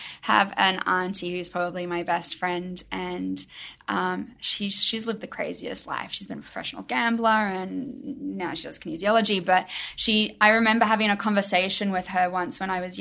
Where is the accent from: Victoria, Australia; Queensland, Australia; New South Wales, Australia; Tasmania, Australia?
Queensland, Australia; Brisbane; moved away as an adult; also born or lived in Melbourne; now in Los Angeles, United States; I lived in Melbourne, but my hometown was Brisbane in Australia.